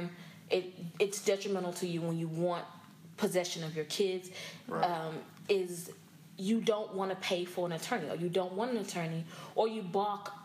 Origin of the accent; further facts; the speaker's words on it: Dallas, Texas, United States; also born or lived in Houston; I was born and raised here in Dallas. I grew up in Oak Cliff